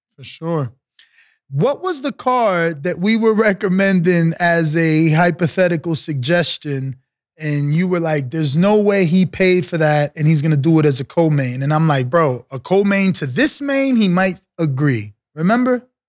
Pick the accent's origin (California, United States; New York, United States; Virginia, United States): New York, United States; New York City; I'm from the New York City, uh, uh, tri-state area